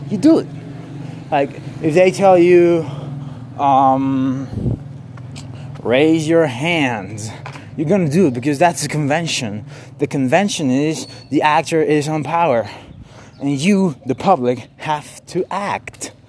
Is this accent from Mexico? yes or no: yes; Mexico; English is a second language; I'm from Mexico. I just like to talk in English, okay?